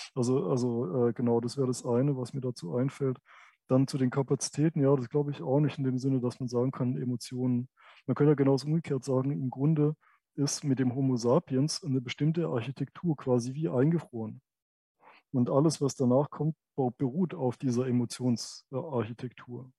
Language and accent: German; a village in Baden-Württemberg, Germany; aus meinem Aufwachsen in, äh, in, in, in diesem Dörfchen in Baden-Württemberg